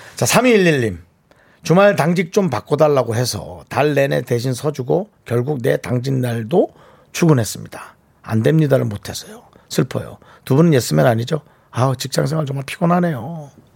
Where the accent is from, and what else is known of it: Gangneung, Gangwon, South Korea; now in Seoul, South Korea